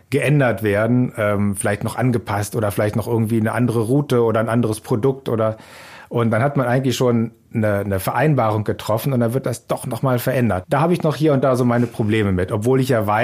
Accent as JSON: {"language": "German", "country": "Germany", "said": "Ja, ich als Deutscher habe mich natürlich ziemlich geärgert"}